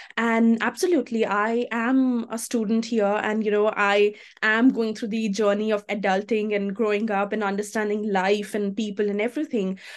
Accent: India; moved away as an adult; now in Australia; I'm from India

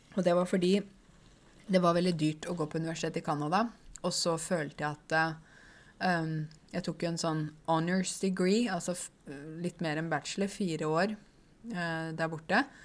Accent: Åmot, Buskerud, Norway; Jeg vokste jo opp i Åmot, ikke sant? Det vet dere. Uh, Åmot i Modum. I tidligere Buskerud, nå Viken

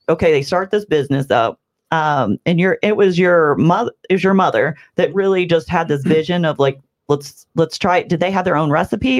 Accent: Bethalto, Illinois, United States; I'm really proud of being from Bethalto.

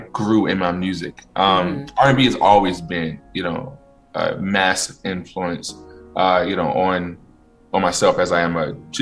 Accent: Virginia, United States; moved away; I am from Virginia, born and raised or raised in Virginia as a kid. Out in the country, though, like boonies.

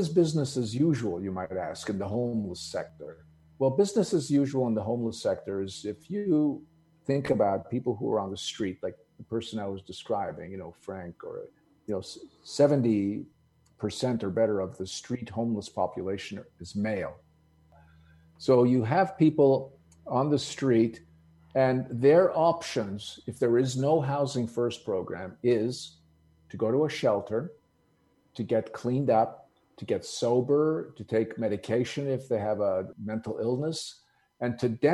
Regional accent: Montreal, Quebec, Canada; also born or lived in Greece; I was born in Greece in a little village. And so, like many immigrant families, when they move to a new country, when they move to America, we happen to move to Canada

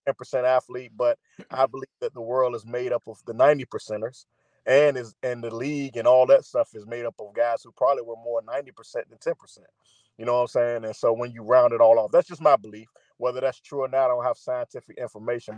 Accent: Virginia, United States; I'm from Virginia

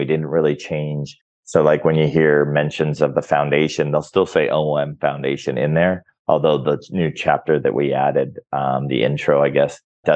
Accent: Orange County, California, United States; now in Mexico; I grew up in Orange County, California. So I grew up with food very plentiful

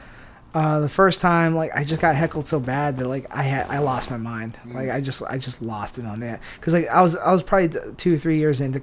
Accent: San Diego, California, United States; where I'm from, San Diego, got brought up.

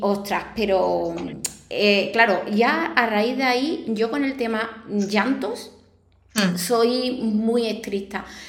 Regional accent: Arahal, Andalusia, Spain; aquí de mi pueblo, de Araal

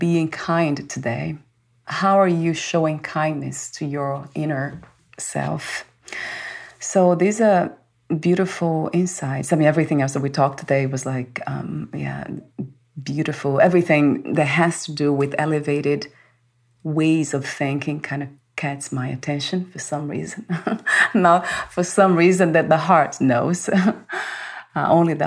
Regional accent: Brazil; moved away; I was born in Brazil

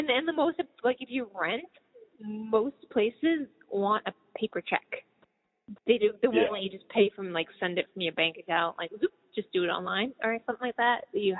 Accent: Boston, Massachusetts, United States; also born or lived in West Coast; I was born on the East Coast, like, Boston, grew up there, and then I went to the West Coast, lived a long time there

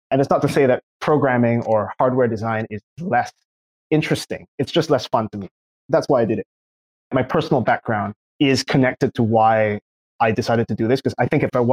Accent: Singapore; moved away; also born or lived in California; I'm from Singapore originally.

